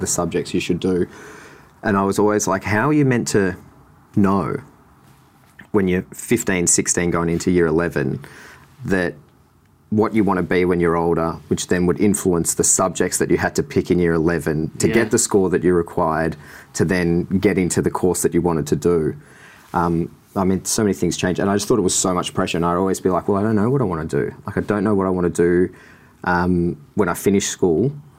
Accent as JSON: {"language": "English", "town": "Sorrento", "region": "Victoria", "country": "Australia", "tie": "born or raised there", "said": "I grew up in Sorrento my whole life, every summer. Love the water, love drawing"}